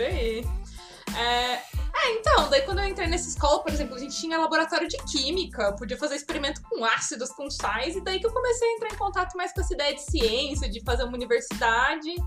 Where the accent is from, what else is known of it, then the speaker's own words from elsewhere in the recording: Vassouras, Rio de Janeiro, Brazil; moved away; Eu venho de eu venho de uma cidade de 14 mil habitantes, eu nasci em Vassouras, no interior do Rio.